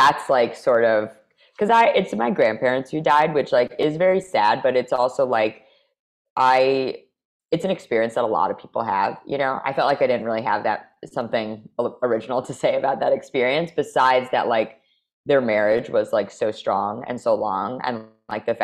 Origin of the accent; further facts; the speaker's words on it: United States; I'm American.